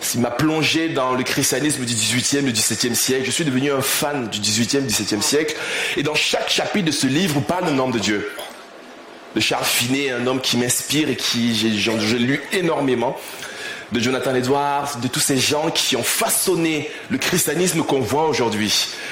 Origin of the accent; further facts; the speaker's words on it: Cameroon; also born or lived in Rouen, France; now in Paris, France; je, suis né au Cameroun, j'ai grandi au Cameroun